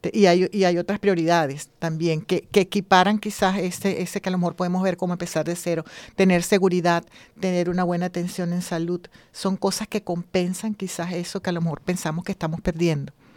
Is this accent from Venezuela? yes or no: yes; Venezuela; moved away as an adult; now in Spain; Soy venezolana también